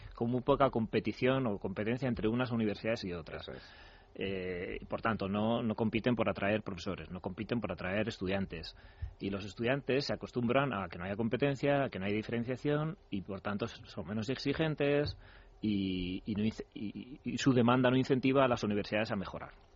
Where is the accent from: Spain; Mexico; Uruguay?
Spain; cómo somos los españoles